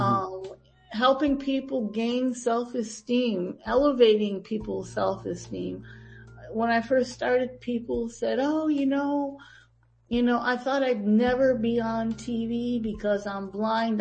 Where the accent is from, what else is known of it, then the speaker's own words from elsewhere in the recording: Green Bay, Wisconsin, United States; moved away as an adult; also born or lived in Tampa, Florida / Miami, Florida; now in Albany, United States; I was born and raised in Green Bay, Wisconsin